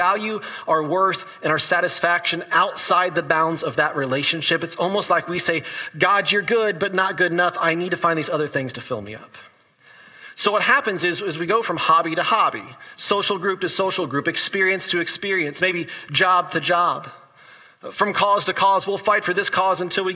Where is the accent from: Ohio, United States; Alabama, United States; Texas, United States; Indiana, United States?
Indiana, United States; my hometown Indiana Pacers.